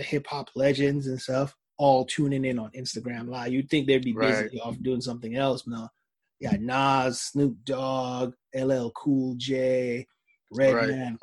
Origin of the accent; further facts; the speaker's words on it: Jamaica; I'm Jamaican